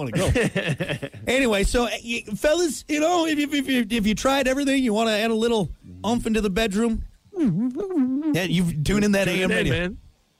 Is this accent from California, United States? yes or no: no; New York, United States; accent: New York; The accent we find least sexy. Hey, I'm from New York.